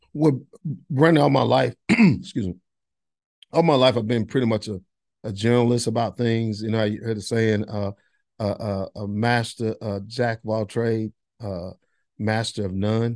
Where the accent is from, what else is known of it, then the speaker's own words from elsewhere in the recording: Monroe, North Carolina, United States; also born or lived in Boone, North Carolina; now in Gastonia, United States; I grew up in Monroe, North Carolina, now live in Gastonia